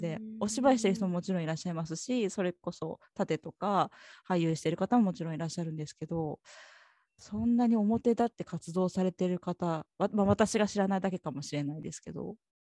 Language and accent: Japanese; Kumamoto, Japan; 九州、私も九州熊本です。